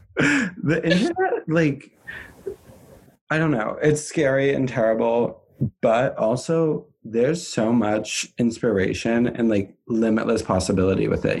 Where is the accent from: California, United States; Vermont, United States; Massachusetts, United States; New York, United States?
Vermont, United States; I'm from Vermont, not any major cities